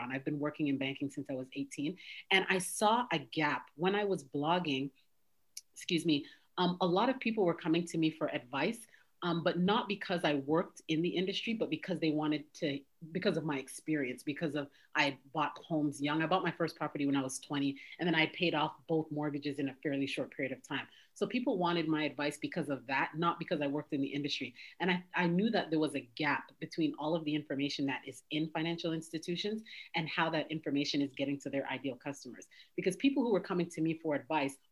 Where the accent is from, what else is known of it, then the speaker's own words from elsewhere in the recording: Toronto, Ontario, Canada; moved away as an adult; now in United States; So I'm originally from Canada. I was born and raised in Toronto